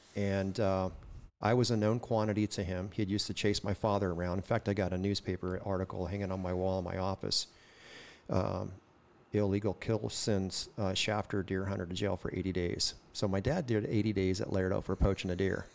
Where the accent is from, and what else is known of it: Oildale, California, United States; born or raised there; also born or lived in Kern County